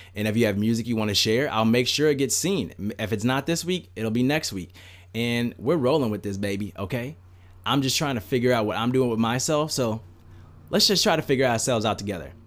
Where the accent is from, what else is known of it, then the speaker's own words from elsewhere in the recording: United States; as an American citizen that was, I was fucking born here, I fucking pay taxes here, I live here